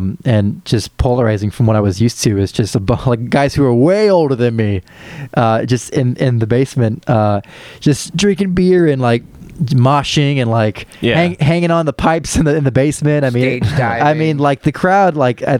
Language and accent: English; Champaign, Illinois, United States; born or raised there; also born or lived in St. Joseph, Illinois